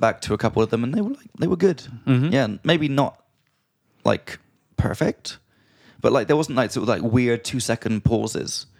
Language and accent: English; England, United Kingdom; now in Prague, Czech Republic; from England